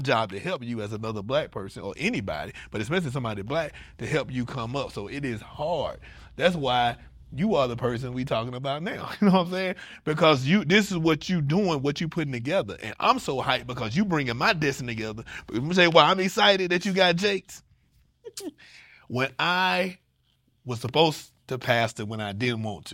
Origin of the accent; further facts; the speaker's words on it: Atlanta, Georgia, United States; moved away; I'm from Atlanta